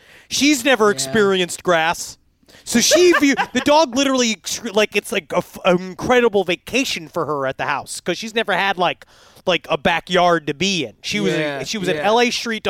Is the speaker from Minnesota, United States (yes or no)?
no; New York City, New York, United States; born or raised there; moved away as an adult; now in Los Angeles, United States